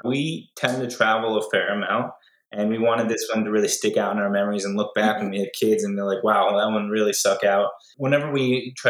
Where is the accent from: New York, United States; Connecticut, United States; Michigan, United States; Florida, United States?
Connecticut, United States; Greenwich; I am from Greenwich, Connecticut.